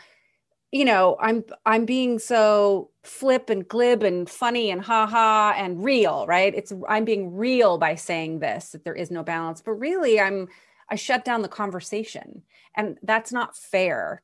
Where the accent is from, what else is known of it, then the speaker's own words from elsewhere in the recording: United States; as American women